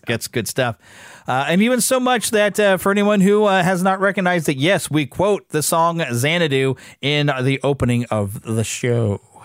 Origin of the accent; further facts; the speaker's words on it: United States; me as an American